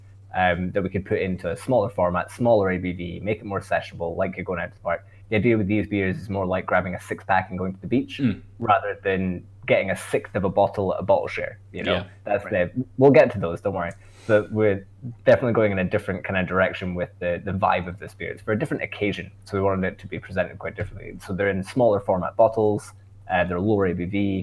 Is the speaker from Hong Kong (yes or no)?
no; Scotland, United Kingdom; accent: Scottish; my Scottish accent